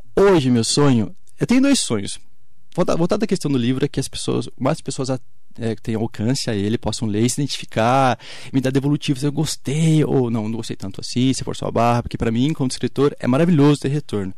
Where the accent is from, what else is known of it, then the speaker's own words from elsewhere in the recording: Brazil; a gente brasileiro